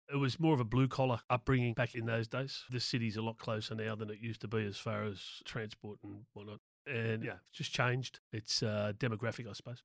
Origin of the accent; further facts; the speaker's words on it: Sydney, New South Wales, Australia; also born or lived in Proserpine, Queensland; I grew up in Willoughby on the North Shore of Sydney there.